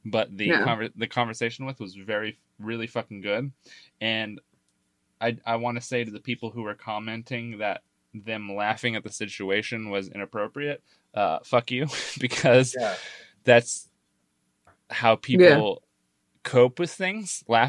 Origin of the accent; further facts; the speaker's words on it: Arkansas, United States; I am from Arkansas, but not. I wasn't born there, so.